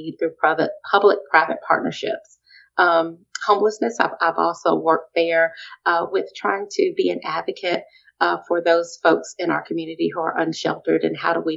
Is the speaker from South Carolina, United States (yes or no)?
yes; Columbia, South Carolina, United States; also born or lived in Virginia; So Columbia is home for me. I grew up in Columbia.